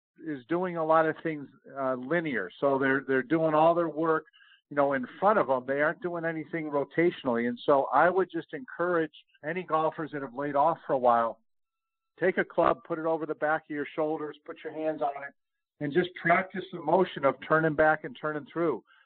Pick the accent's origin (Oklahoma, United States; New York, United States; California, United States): New York, United States; Rochester; now in Texas, United States; I grew up in Rochester, New York